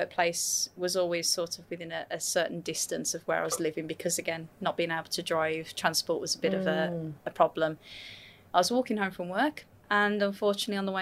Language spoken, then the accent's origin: English; West Midlands, United Kingdom; now in Gold Coast, Australia; I always say Birmingham because Birmingham's the most commonly known. It's pretty much like your airports here. So if I say a town, that's where I'm from. But it's actually West Midlands.